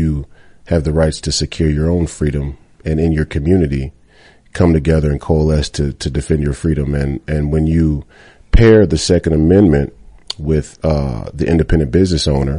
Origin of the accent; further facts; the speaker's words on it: Minnesota, United States; Duluth, Minnesota, my home state